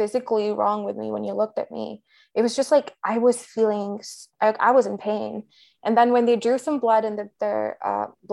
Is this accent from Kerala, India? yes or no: no; Delhi, India; moved away as an adult; now in United States; I grew up in Delhi.